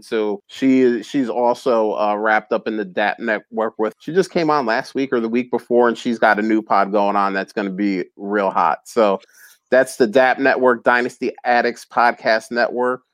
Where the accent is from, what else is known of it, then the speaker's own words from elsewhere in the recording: New Jersey, United States; moved away; also born or lived in Philadelphia; I'm originally from from North Jersey